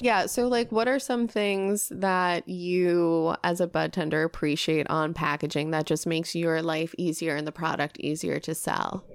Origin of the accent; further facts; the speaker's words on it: New York, United States; now in Los Angeles, United States; I come from a fantastic city. Yeah, New York.